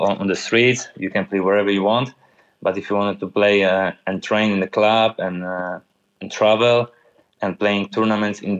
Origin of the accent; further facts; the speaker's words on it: Tychy, Silesian Voivodeship, Poland; English is a second language; moved away; I grew up in my city, in my hometown, we call it neighborhoods by letters of alphabet